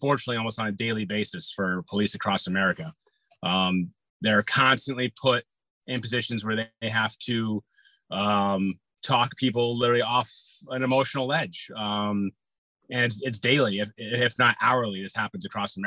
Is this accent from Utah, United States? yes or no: no; Massachusetts, United States; moved away as an adult; now in Connecticut, United States; I was a police officer in my hometown first. I had to go through the academy for that. I was up in Mass.